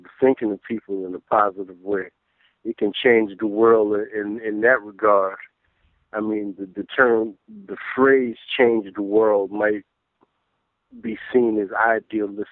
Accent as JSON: {"language": "English", "town": "New York City", "region": "New York", "country": "United States", "tie": "born or raised there", "said": "I was born on the 22nd of March, 1968, in Brooklyn, in the East New York section of Brooklyn, and I grew up there."}